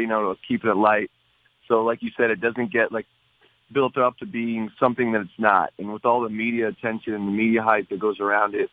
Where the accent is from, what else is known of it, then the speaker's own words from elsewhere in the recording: LaSalle, Ontario, Canada; moved away; I went back home to Windsor LaSalle